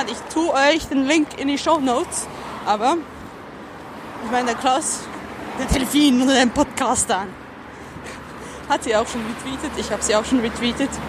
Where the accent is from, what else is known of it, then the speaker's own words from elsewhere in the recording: Switzerland; ich darf das, ich bin Schweizerin. Zudem kann ich nur den authentischsten Schweizer Akzent nachmachen, nebst den Schweizer, die wirklich so sprechen. Weil meine ganze Familie spricht so.